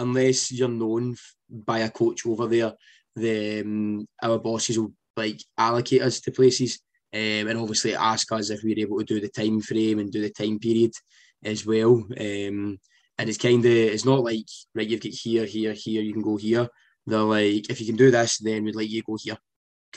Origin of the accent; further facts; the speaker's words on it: Scotland, United Kingdom; I'm coming from Scotland, over the States